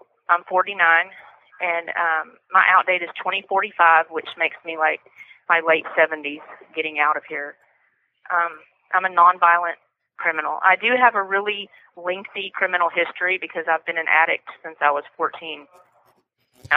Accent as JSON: {"language": "English", "town": "Fort Worth", "region": "Texas", "country": "United States", "said": "I'm from Fort Worth, Texas"}